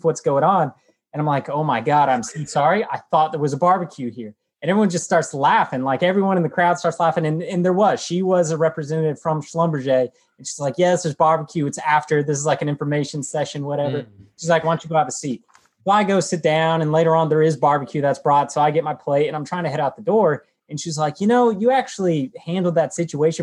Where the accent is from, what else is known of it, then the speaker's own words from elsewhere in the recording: Fort Worth, Texas, United States; also born or lived in Ohio; I grew up in Fort Worth, Texas